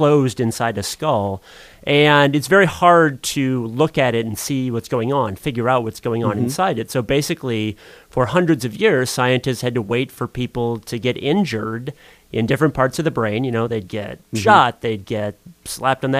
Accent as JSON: {"language": "English", "town": "Sioux Falls", "region": "South Dakota", "country": "United States", "tie": "born or raised there", "said": "I grew up on the North End, down by the cathedral over there"}